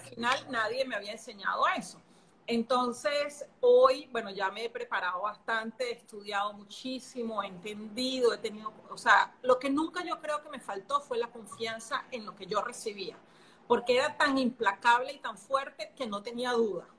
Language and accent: Spanish; Venezuela; moved away as an adult; also born or lived in Brazil / Singapore; now in Panama; soy venezolana, hace casi 13 años que salí de Venezuela, me fui a vivir a Brasil, después de Brasil me fui a vivir a Singapur, después volví a Brasil, de Brasil en Panamá